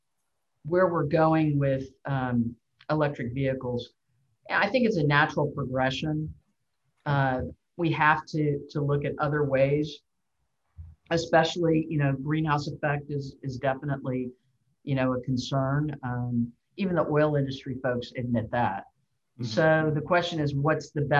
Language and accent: English; Houston, Texas, United States; in Houston, my hometown